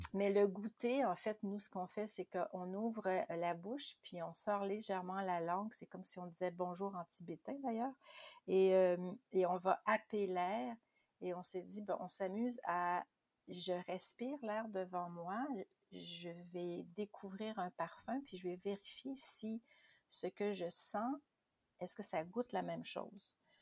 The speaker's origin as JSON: {"language": "French", "region": "Quebec", "country": "Canada", "said": "chez nous au Québec"}